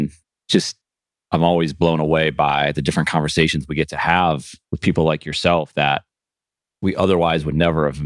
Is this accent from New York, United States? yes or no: yes; Buffalo, New York, United States; now in Charlotte, United States; I'm originally from Buffalo